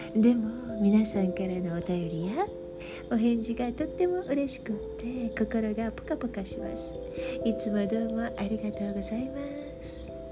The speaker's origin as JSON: {"language": "Japanese", "country": "Japan", "moved": "yes", "said": "いくらここでの生活が長いとはいえ日本人だっていうことは発音ですぐに分かってしまう"}